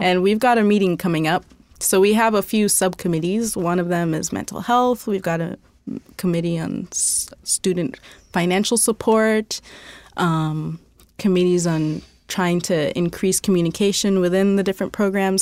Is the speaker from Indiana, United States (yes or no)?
yes; Indiana, United States; I grew up in Indiana, so it's, like, everywhere is cornfields.